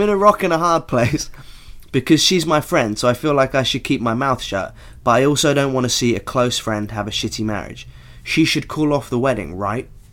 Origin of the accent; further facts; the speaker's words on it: Norfolk, East of England, United Kingdom; I grew up in Norfolk